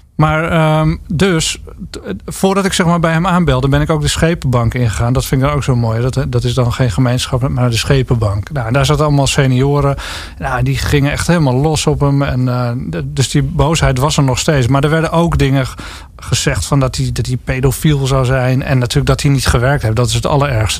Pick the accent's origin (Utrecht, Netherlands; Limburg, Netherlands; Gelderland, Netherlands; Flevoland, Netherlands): Flevoland, Netherlands; Lelystad; moved away; ook een stad trouwens. Waar ik dan ben opgegroeid